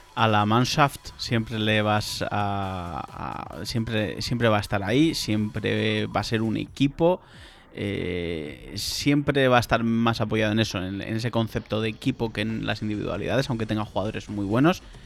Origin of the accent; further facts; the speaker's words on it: Spain; soy español